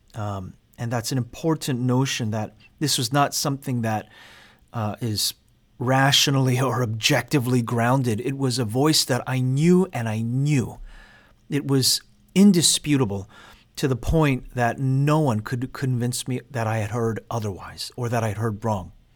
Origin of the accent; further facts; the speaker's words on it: New York City, New York, United States; I grew up in the Korean American church in Queens, New York